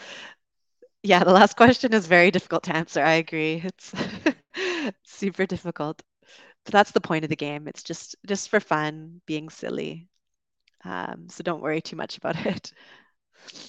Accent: Canada; moved away as an adult; also born or lived in United Kingdom; As a Canadian, I moved there

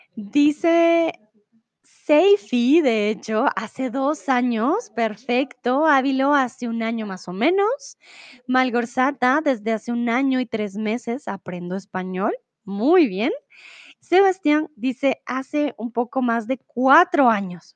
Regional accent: Colombia; now in Mexico; Soy de Colombia, pero ahora vivo en México.

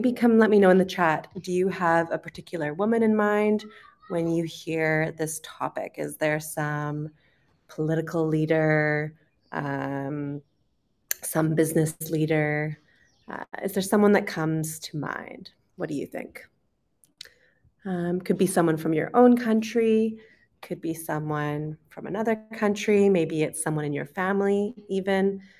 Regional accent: Canada; accent: Canadian; moved away as an adult; also born or lived in United Kingdom; I'm originally from Canada, so today we will be listening to a Canadian accent.

